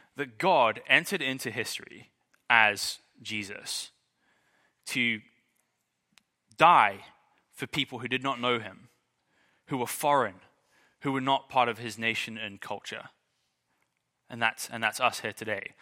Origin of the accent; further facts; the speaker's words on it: England, United Kingdom; I'm English